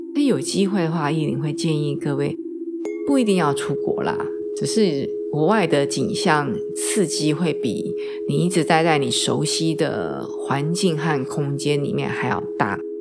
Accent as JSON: {"language": "Chinese", "country": "Taiwan", "moved": "as an adult", "said": "我们台湾人"}